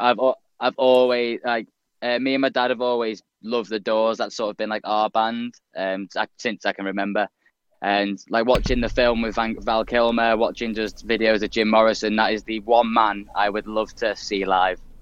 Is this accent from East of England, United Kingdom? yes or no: no; Liverpool, North West England, United Kingdom; it's my hometown. Uh, Liverpool Academy